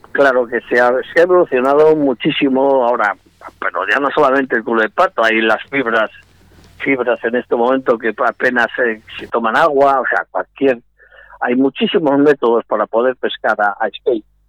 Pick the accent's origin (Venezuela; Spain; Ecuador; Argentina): Spain; Salamanca, Castile and León; moved away as an adult; now in Vigo, Spain; nací en Salamanca, me siento salmantino de plenos derechos, pero vivo en Vigo